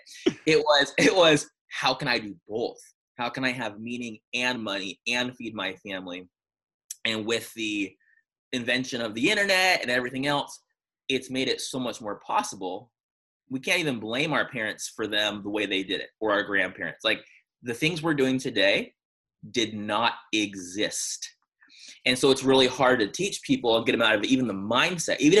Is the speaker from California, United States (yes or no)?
yes; San Diego, California, United States; I'm from San Diego